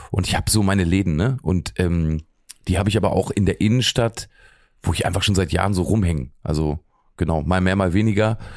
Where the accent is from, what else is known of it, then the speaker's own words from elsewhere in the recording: Lower Saxony, Germany; Braunschweig liegt ja doch sehr, sehr dicht bei Magdeburg und ich komme aber eigentlich eher aus Helmstedt, ne? also zwischen Braunschweig und Helmstedt, da liegt mein Ort.